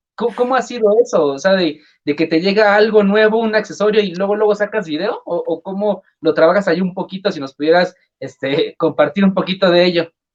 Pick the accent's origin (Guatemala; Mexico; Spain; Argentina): Mexico; decimos en México